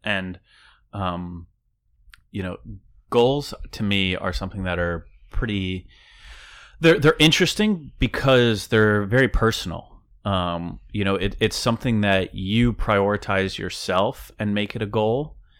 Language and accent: English; Downingtown, Pennsylvania, United States; moved away; I bartended back in Downingtown, in my hometown, for, like, three years